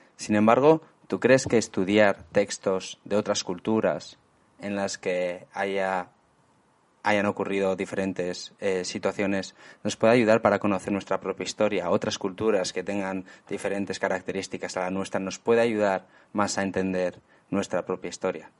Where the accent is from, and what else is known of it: Spain; now in England, United Kingdom